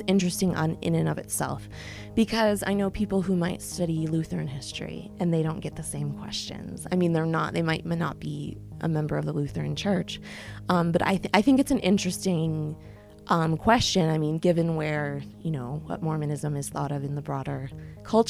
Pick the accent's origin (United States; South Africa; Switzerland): United States; New York City, New York; now in East Lansing, United States; I grew up in New York City